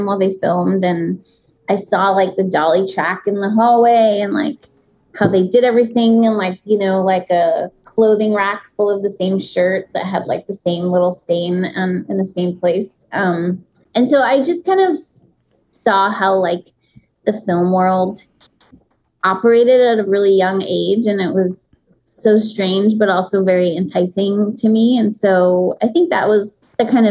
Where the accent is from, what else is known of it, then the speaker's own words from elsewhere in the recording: New York City, New York, United States; I grew up in Manhattan